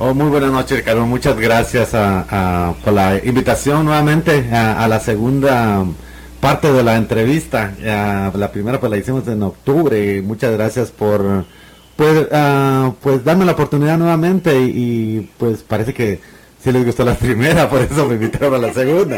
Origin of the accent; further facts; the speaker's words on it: Morazán, El Progreso, Guatemala; moved away; En, Morazán, de, cerca de la aldea donde yo nací